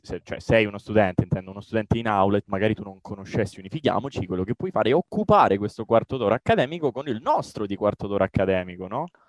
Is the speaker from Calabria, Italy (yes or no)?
yes; Catanzaro, Calabria, Italy; io sono calabrese, eh, sono di Catanzaro.